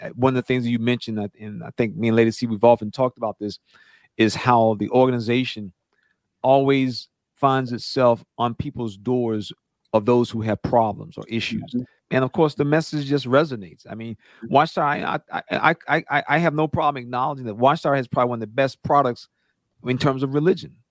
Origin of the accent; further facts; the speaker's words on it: North Carolina, United States; I'm from North Carolina